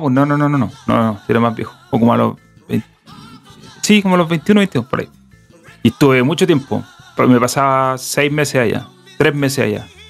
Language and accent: Spanish; Temuco, Araucanía, Chile; moved away as an adult; also born or lived in Nashville, United States; now in Santiago, Chile; No, de Temuco.